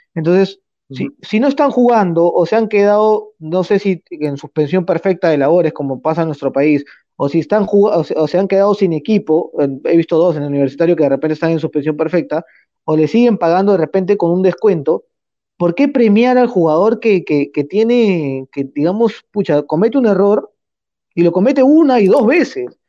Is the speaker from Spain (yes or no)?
no; Peru; nosotros como peruanos